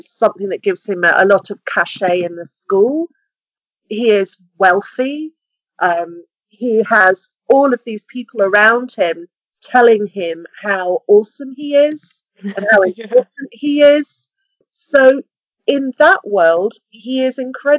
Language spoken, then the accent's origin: English; United Kingdom; We're a very small country